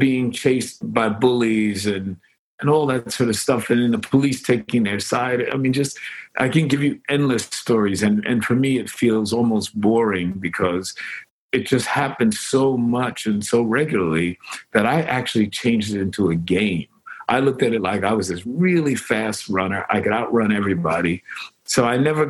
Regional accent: New York City, New York, United States; I grew up on the Lower East Side

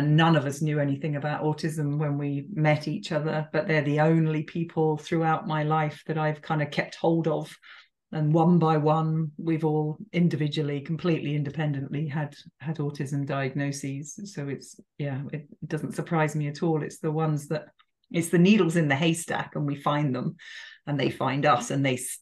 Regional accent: England, United Kingdom; moved away as an adult; now in France; I'm English

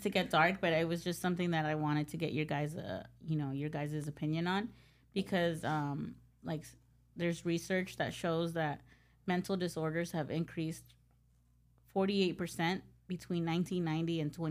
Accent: Los Angeles, California, United States; I grew up here.

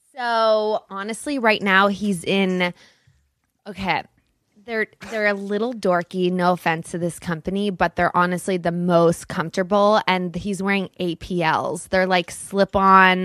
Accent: Los Angeles, California, United States; also born or lived in Studio City, Los Angeles; I grew up in Brentwood.

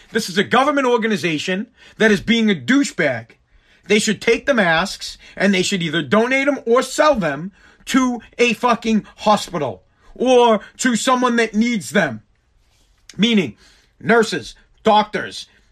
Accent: Massachusetts, United States; I am from Mass

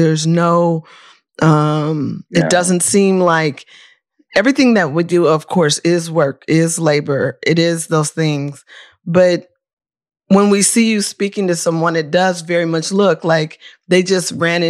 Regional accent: Oakland, California, United States; I'm from Oakland, so I'm a little bit rough around the edges

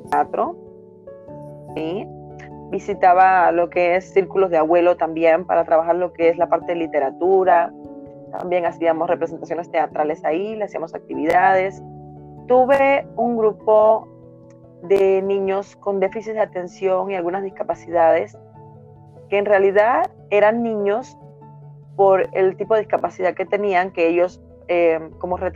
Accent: La Ruda, Havana, Cuba; moved away as an adult; now in Mexico; nací en un pequeño pueblo de la provincia habanera que se llama La Ruda, es el nombre de una planta medicinal. Ahí viví 25 años de mi vida. Y fue una niñez, puedo decir que bonita, sana y muy ingenua también.

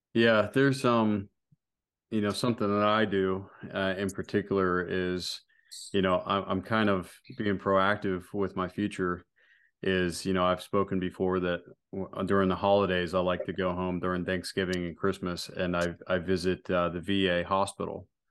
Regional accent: United States; I'm an American

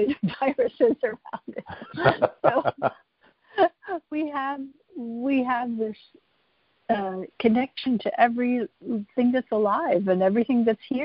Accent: Pittsburgh, Pennsylvania, United States; also born or lived in rural Virginia; now in California, United States; I grew up in Pittsburgh, Pennsylvania

